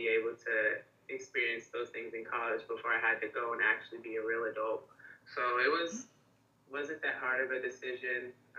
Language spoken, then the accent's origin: English; Charlotte, North Carolina, United States; also born or lived in Beaufort, South Carolina; I'm from Charlotte, North Carolina. I was born in Beaufort, South Carolina, but my dad was in the military, so we moved around a lot before we finally kind of settled in Charlotte